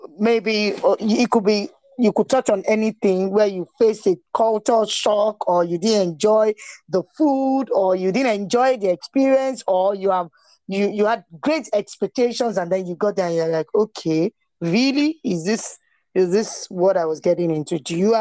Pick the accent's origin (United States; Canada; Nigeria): Nigeria; as a Nigerian, even with your Nigerian passport, you will not be harassed.